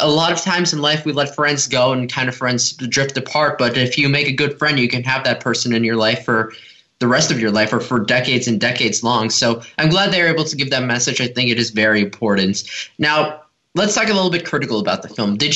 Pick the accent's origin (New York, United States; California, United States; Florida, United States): California, United States; Los Angeles